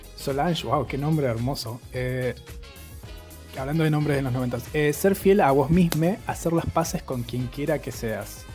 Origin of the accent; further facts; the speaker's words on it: Argentina; nosotros, como Argentina